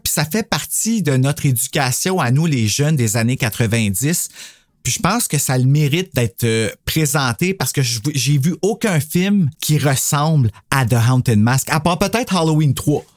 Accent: Canada; nous, au Canada, quand on était jeunes

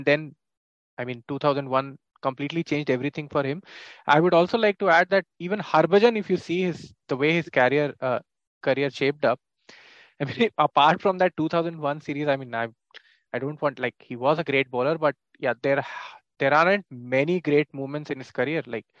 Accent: India; Yeah, so see, as an Indian fan, like I never detested any like teams or any players.

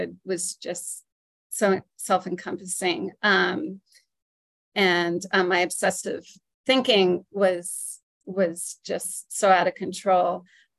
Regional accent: New Britain, Connecticut, United States; I'm from New Britain, Connecticut

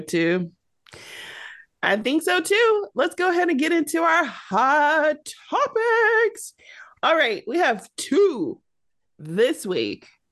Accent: Detroit, Michigan, United States; I'm from Detroit

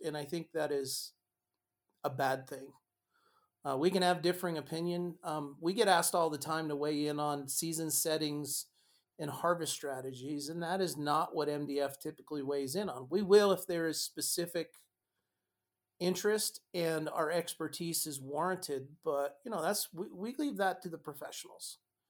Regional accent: Montana, United States; Not because it's my home state, it's your home state, Jana

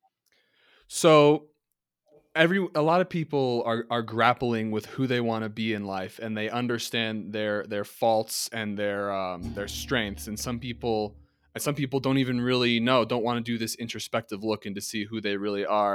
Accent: New Jersey, United States; I'm college educated from New Jersey.

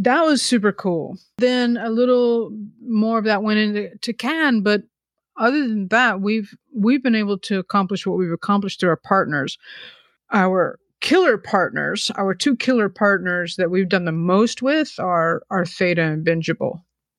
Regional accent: the South, United States; now in New York, United States; growing up in the South, and I'm such a New Yorker, but I did grow up in the South.

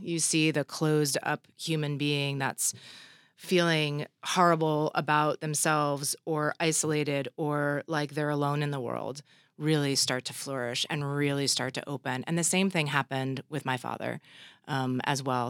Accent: Los Angeles, California, United States; my hometown of L A.

